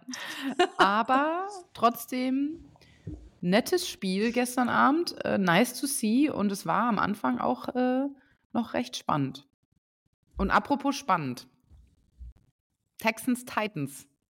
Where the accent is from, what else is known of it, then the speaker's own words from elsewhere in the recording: Lower Saxony, Germany; now in Saarbrücken, Germany; da, wo ich herkomme, aus Niedersachsen, in der Nähe oder ganz oben